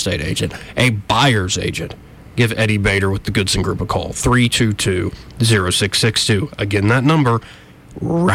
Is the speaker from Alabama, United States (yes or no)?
yes; Montgomery, Alabama, United States; I was born and raised in Montgomery